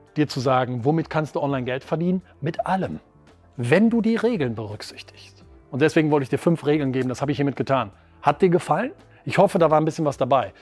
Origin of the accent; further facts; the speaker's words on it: Wuppertal, North Rhine-Westphalia, Germany; Ich komme aus Wuppertal in einem ganz kleinen Standort, nämlich Wuppertal-Vorwinkel